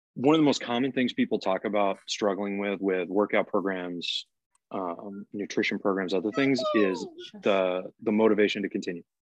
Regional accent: Massachusetts, United States; moved away; I'm originally from Massachusetts

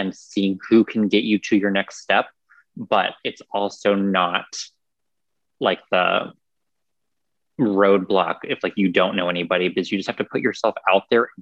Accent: Newark, Ohio, United States; now in Columbus, United States; I grew up in Newark, kind of like on the line

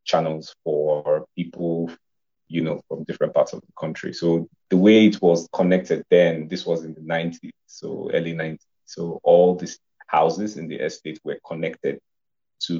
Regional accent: Nigeria; I am a Nigerian filmmaker.

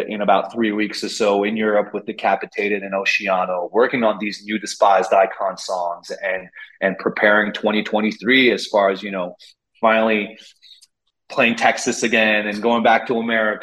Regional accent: Montreal, Quebec, Canada; I needed to know what it felt like to be a Montrealer, because I'm from Montreal. It's my hometown

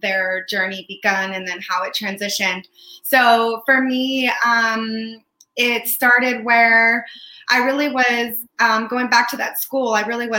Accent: San Francisco, California, United States; also born or lived in Windsor, California; I was born and raised in San Francisco and lived most of my life here in the Bay Area

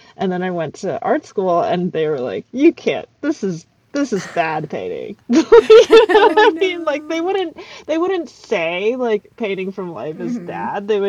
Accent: Rockville, Maryland, United States; I grew up in Rockville, Maryland.

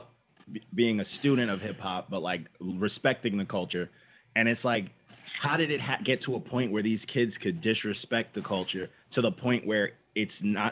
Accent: Long Island, New York, United States; I'm from Long Island, but that's still New York.

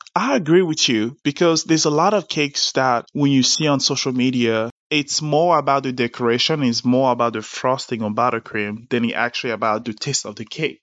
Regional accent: Las Vegas, Nevada, United States; moved away; also born or lived in Abidjan, Côte d'Ivoire / Richmond; when I grew up in Vegas

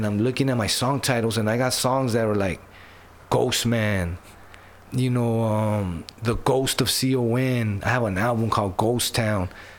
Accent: Los Angeles, California, United States; I was born in Los Angeles

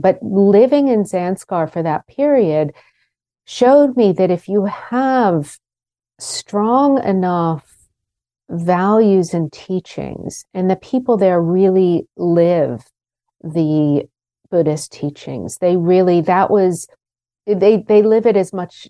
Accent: Pittsburgh, Pennsylvania, United States; moved away; the adults around me where I grew up in Pittsburgh

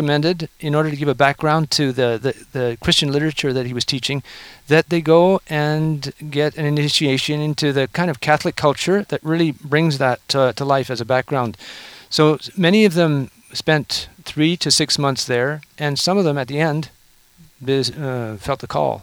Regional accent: Canada; now in Oklahoma, United States; I'm a Canadian

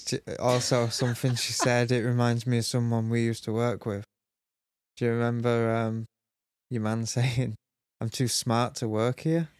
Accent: Sheffield, Yorkshire and the Humber, United Kingdom; I'm from Sheffield, so I'm used to seeing weirdos

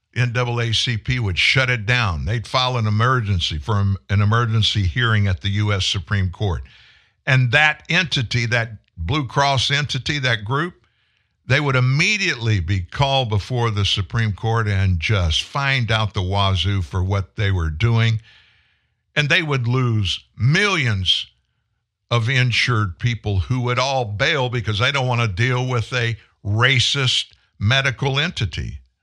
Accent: Franklin, Louisiana, United States; also born or lived in Houston, Texas / Shreveport, Louisiana; I grew up in South Louisiana. I moved to Shreveport, Louisiana in the summer of nineteen seventy. I lived in Franklin, Louisiana

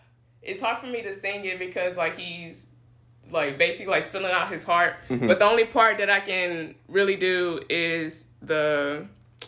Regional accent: Houston, Texas, United States; hailing from my hometown, Houston, Texas

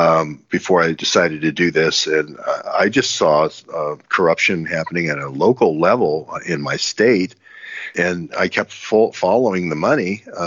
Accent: Cleveland, Ohio, United States; born there; I was born in Cleveland, Ohio, not Tel Aviv.

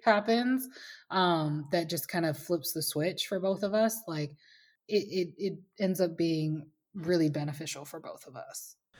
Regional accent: United States; now in Minneapolis, United States; I'm an American

